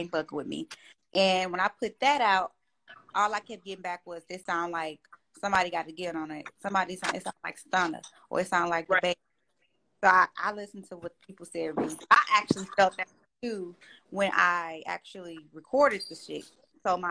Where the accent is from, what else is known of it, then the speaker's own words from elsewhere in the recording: Flint, Michigan, United States; now in Atlanta, United States; growing up in Flint